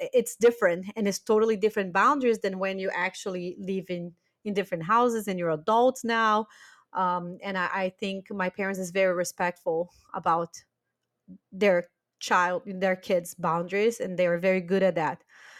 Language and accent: English; Brazil; English is a second language; now in Germany; I do think that after we moved from Brazil to Germany, we all grew a lot about boundaries.